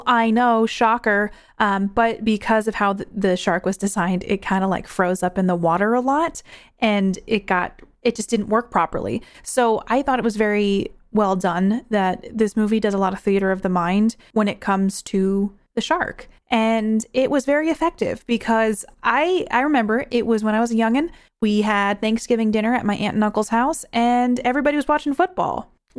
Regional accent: New York, United States; I grew up in New York near a beach, and I've been landlocked ever since, and I think it's safer this way.

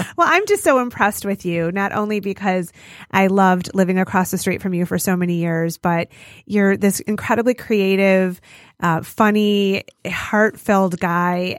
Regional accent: Detroit suburbs, Michigan, United States; I've lived in the suburbs

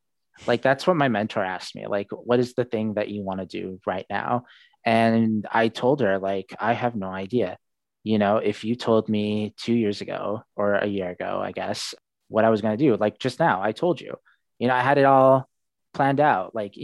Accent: Seattle, Washington, United States; born there; Yeah, I was born in Seattle. My mom's American. She was born and raised in Spokane. And my father was born in Saudi Arabia.

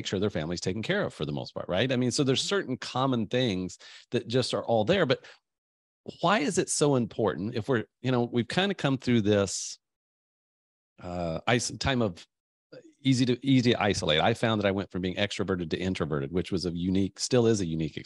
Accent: United States; I'm from the States

